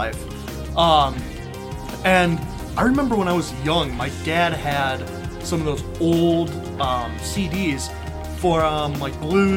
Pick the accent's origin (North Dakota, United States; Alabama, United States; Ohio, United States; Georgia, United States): Ohio, United States; I grew up in Ohio which is near Cedar Point.